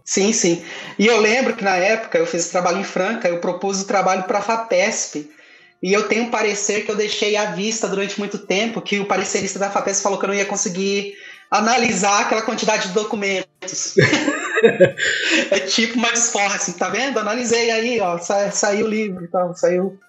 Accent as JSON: {"language": "Portuguese", "area": "Ribeirão Preto region", "region": "interior of São Paulo", "country": "Brazil", "moved": "as an adult", "lives_now": "Minas Gerais, Brazil", "said": "eu sou do interior de São Paulo, ali, da região de Ribeirão Preto, mas mesmo assim, sendo paulista"}